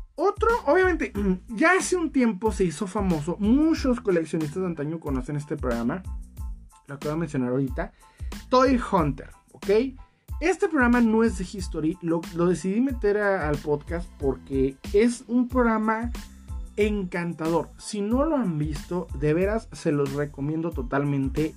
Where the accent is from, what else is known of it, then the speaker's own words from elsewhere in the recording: Mexico; en mi país, México, no se puede tal cual vivir de esto